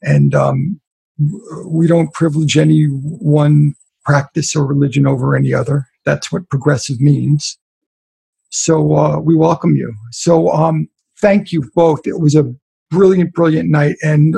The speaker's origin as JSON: {"language": "English", "area": "Long Island", "region": "New York", "country": "United States", "tie": "born or raised there", "said": "I grew up Jewish. I was raised on Long Island as a Jew. I've been baptized and ordained, but I still consider myself Jewish."}